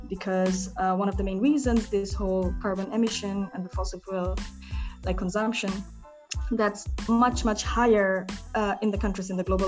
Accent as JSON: {"language": "English", "country": "Bangladesh", "tie": "born or raised there", "second_language": "English", "moved": "as an adult", "lives_now": "Germany", "said": "when I grew up in Bangladesh, I was always involved with social justice issues"}